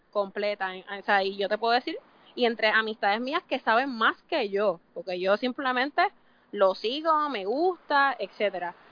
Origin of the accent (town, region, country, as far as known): Puerto Rico